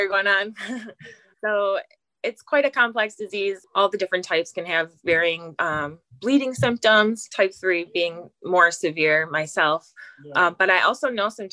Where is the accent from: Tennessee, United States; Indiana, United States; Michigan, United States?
Michigan, United States; halfway between Lansing and Detroit; I'm from Michigan, kind of halfway between Lansing and Detroit. And I married my high school sweetheart.